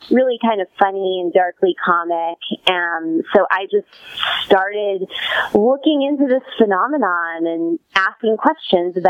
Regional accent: Worcester, Massachusetts, United States; moved away; I grew up in Worcester, Massachusetts, kind of the armpit of New England, but a great place to leave and also a great place to return

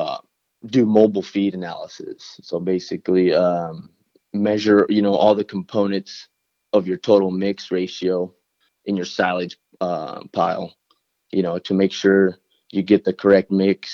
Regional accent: Pasco, Washington, United States; I grew up here in Pasco, Washington, almost my entire life.

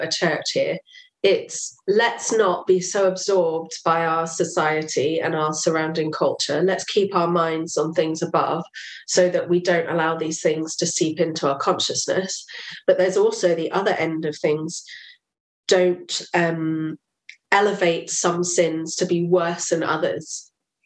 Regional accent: England, United Kingdom; also born or lived in Uganda; stopped being English when I became a Christian

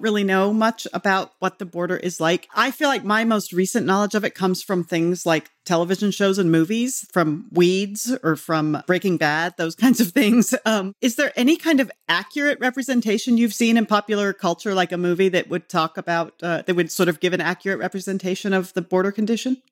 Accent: Arizona, United States; now in Midwest, United States; I grew up in Arizona

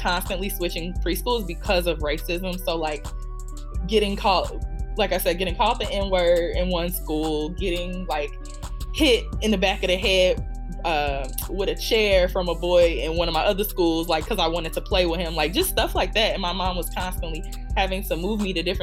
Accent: south suburbs of Chicago, Illinois, United States; I am from Chicago, Illinois. I grew up in the south suburbs of Chicago

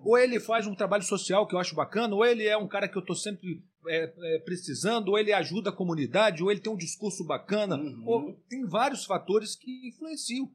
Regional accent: Valença, Rio de Janeiro, Brazil; eu cresci aqui em Valença

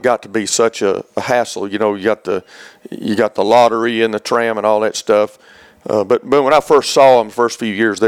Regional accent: Auburn, Alabama, United States; moved away as an adult; also born or lived in Oak Ridge, Tennessee; I grew up in Auburn, Alabama, and went to Auburn and got a degree in fisheries down there

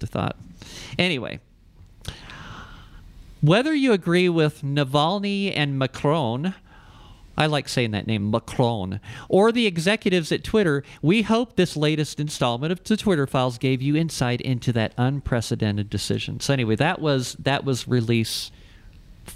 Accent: Ohio, United States; now in Albuquerque, United States; I'm from Ohio.

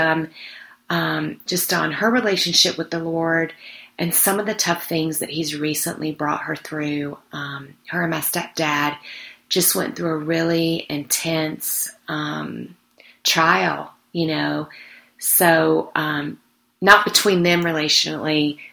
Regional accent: Mississippi, United States; now in Colorado, United States; I was down in my hometown of Mississippi

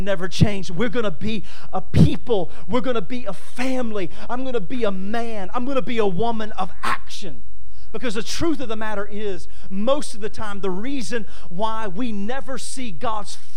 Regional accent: Winnsboro, Louisiana, United States; moved away as an adult; now in Washington, D.C., United States; I'm from Winnsboro, Louisiana

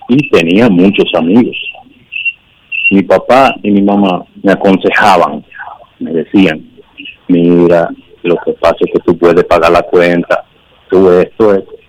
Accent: San José de Ocoa, Dominican Republic; me presenté a mi pueblo, soy de San José de Ocoa

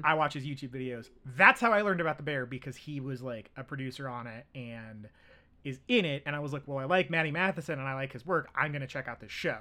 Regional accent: United States; I'm American.

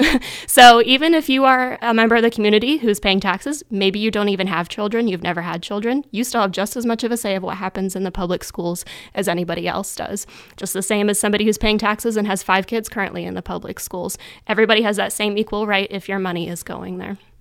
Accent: DuBois, Pennsylvania, United States; also born or lived in Virginia; I grew up in Du Bois my whole life

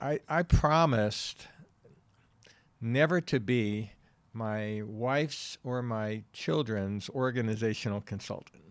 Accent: New York City, New York, United States; moved away as an adult; also born or lived in Wilkes-Barre, Pennsylvania; I'm from New York City, born and raised

